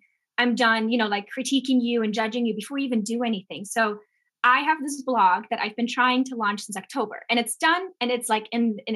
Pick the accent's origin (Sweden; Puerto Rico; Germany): Germany; also born or lived in England; now in Los Angeles, United States; I'm from Germany, born and raised, small town in Germany, little village